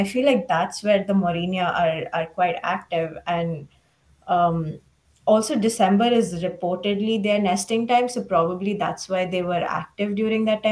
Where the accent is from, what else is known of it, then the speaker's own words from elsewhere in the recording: Mumbai, Maharashtra, India; moved away as an adult; also born or lived in Uttar Pradesh; now in United States; growing up in Mumbai